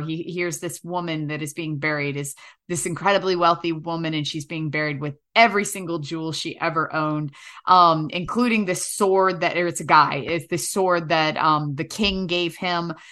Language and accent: English; New York City, New York, United States; moved away as an adult; also born or lived in North Hollywood, Los Angeles; now in Los Angeles, United States; I'm from New York City